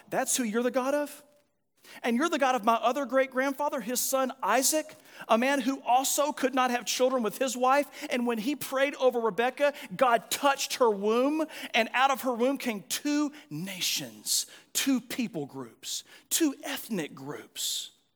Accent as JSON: {"language": "English", "country": "United States", "said": "As American Christians"}